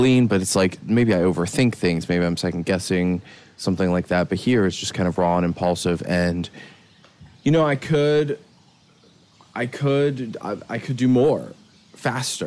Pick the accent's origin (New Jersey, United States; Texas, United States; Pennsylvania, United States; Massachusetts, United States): Pennsylvania, United States; Philadelphia; now in California, United States; I grew up in Philadelphia, in Pennsylvania